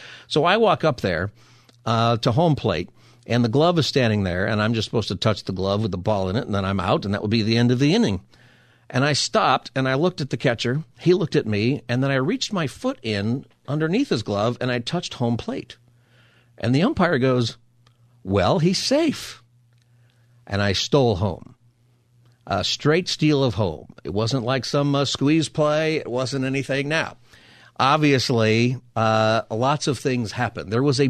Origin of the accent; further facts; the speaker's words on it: Palmdale, California, United States; So I grew up in Palmdale, went to school in Lancaster, and we played people all over Southern California.